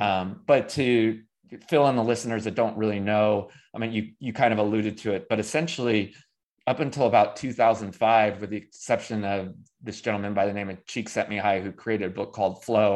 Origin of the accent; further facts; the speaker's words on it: Davis, California, United States; now in Greensboro, United States; I grew up in Davis, California